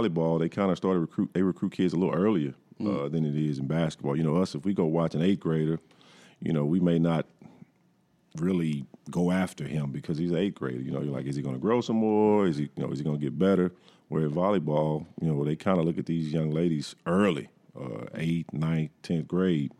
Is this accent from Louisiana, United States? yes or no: yes; Ruston, Louisiana, United States; moved away; I grew up in Ruston where Louisiana Tech is